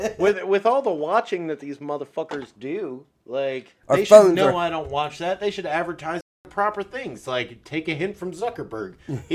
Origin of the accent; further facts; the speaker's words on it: Glen Burnie, Maryland, United States; we grew up in the Glen Burnie, Pasadena area.